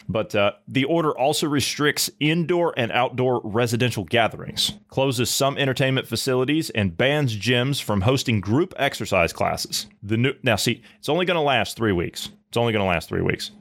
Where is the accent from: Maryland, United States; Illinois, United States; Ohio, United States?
Ohio, United States; moved away; my native state of Ohio